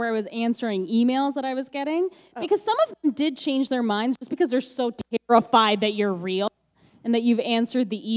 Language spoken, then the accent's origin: English; Canada; I'm the Canadian you.